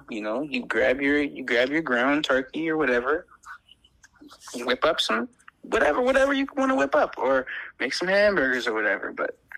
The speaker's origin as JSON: {"language": "English", "region": "Louisiana", "country": "United States", "tie": "born or raised there", "moved": "yes", "lives_now": "Chicago, United States", "said": "I was born and raised in Louisiana."}